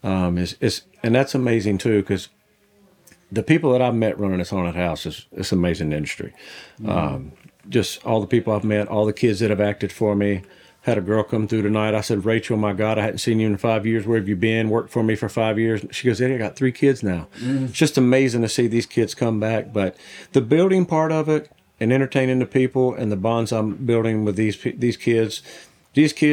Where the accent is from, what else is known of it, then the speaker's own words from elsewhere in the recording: the South, United States; I grew up in the South